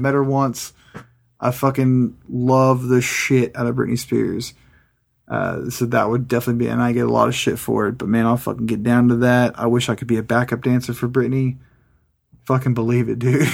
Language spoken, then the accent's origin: English; California, United States; now in Kansas, United States; I grew up in California